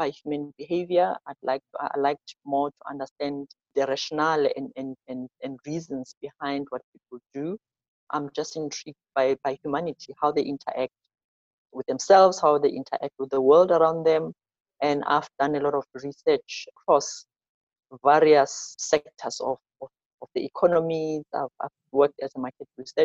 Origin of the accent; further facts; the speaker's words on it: Soweto, Gauteng, South Africa; I'm born and bred in South Africa. I'm born in a township called Soweto.